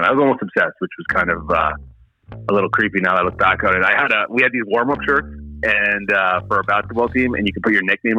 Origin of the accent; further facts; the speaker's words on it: Vancouver, British Columbia, Canada; moved away as an adult; also born or lived in Toronto; I grew up in Vancouver. I love Vancouver, but then I lived the last 10 years in Toronto